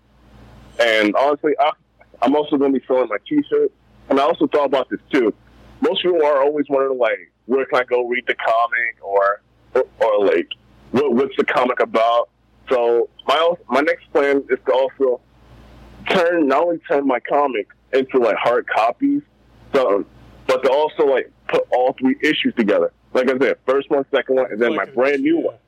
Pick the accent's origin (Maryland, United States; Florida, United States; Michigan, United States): Maryland, United States; Baltimore; I'm from Baltimore, Maryland